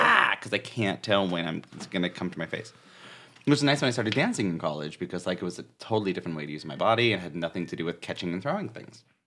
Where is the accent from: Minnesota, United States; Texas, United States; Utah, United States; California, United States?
California, United States; Northern; moved away; also born or lived in San Diego; I'm from Northern California